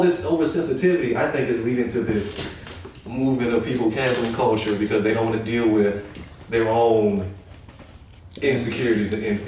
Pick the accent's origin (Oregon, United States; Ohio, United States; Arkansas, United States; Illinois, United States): Illinois, United States; Chicago; We come from Chicago, right?